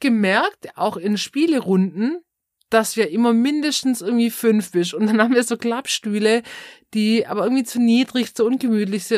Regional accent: Swabia, Baden-Württemberg, Germany; accent: Swabian; unseren schwäbischen Akzent

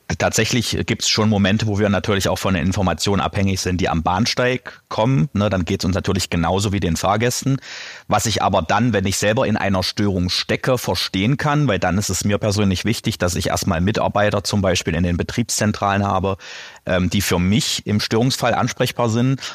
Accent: Eisleben, Saxony-Anhalt, Germany; now in Halle (Saale), Germany; Halle-Saale und äh, gebürtig aus Lutherstadt-Eisleben

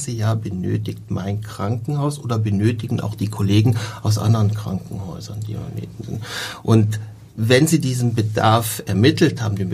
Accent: North Rhine-Westphalia, Germany; Und da ich ja Rheinländer bin, ich komme aus der Nähe von Köln, ähm, ist in der Nähe Leverkusen

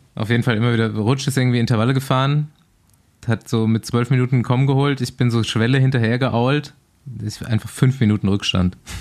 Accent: Aschaffenburg, Bavaria, Germany; moved away; ich habe mich mal wieder in meine Heimat verpisst

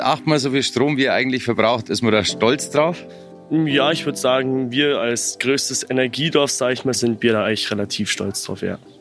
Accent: Wildpoldsried, Bavaria, Germany; Ich komme aus Wilpolzried

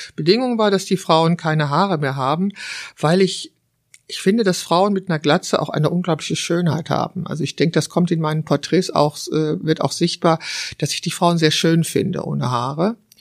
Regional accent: Wülfrath, North Rhine-Westphalia, Germany; es ist meine Heimatstadt Wülfrath. Ich habe dort 21 Jahre gelebt und zwar die ersten 21 Jahre meines Lebens

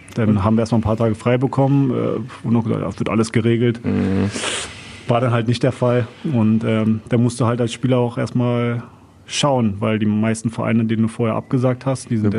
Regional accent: Berlin, Germany; moved away as an adult; now in Duisburg, Germany; als Berliner bist du meistens so in deinem Bezirks gefangen. So, ja, ja, mein Bezirk ist ja auch riesig. Spandau

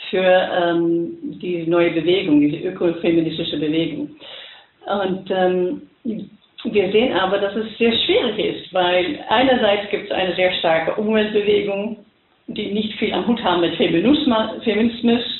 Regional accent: Netherlands; German is a second language; ich bin die internationale Direktorin von der ECF und ich bin Holländerin, das werdet ihr vielleicht hören.

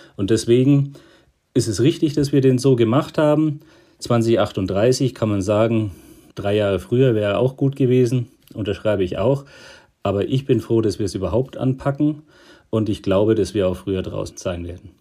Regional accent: Bavaria, Germany; ich komme ja aus Bayern, einem Flächenland

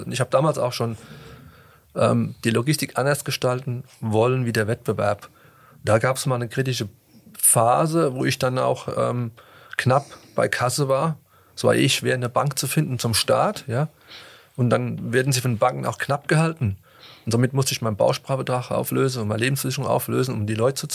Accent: Rhineland-Palatinate, Germany; Aber irgendwie habe ich mich wieder rausgeputtelt, gebuttelt, so sagt man bei uns

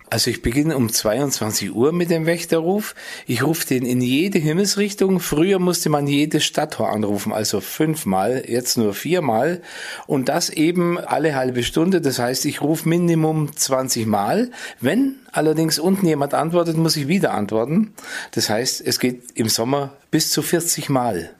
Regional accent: Nördlingen, Bavaria, Germany; moved away as an adult; also born or lived in San Francisco / Berlin; ich bin ganz nahe am Turm aufgewachsen

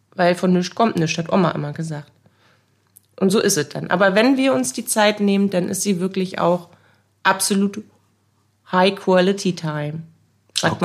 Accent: Bremen, Germany; Ich wurde in Bremen geboren 1983

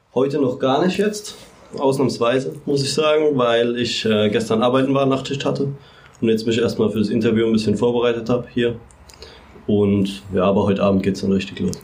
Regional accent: Mannheim, Baden-Württemberg, Germany; ich bin Mannheimer

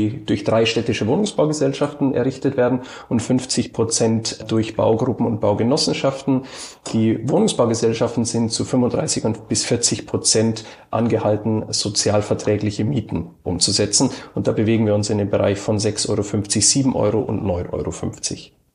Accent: Passau, Bavaria, Germany; also born or lived in Cottbus; now in Berlin, Germany; gebürtig komme ich aus Passau. Das habe ich aber schon sehr, sehr lange verlassen. Ich habe in Cottbus Architektur studiert und auch in Berlin. Also ein bisschen ähm, Heimweh hat man als Bayer, glaube ich, immer. Aber ich bin in Berlin heimisch geworden

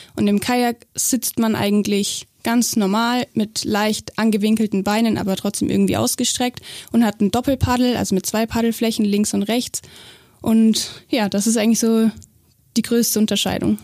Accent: Augsburg, Bavaria, Germany; also born or lived in Weimar; ich bin in Weimar geboren, aber aufgewachsen bin ich eigentlich in Augsburg. Also wir sind sehr früh nach Augsburg dann gezogen und ich bin hier das erste Mal im Boot gesessen und hier zur Schule gegangen.

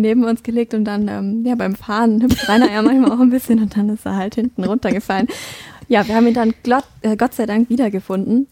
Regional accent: North Rhine-Westphalia, Germany; finde meine Heimat jetzt ländlicher und idyllischer

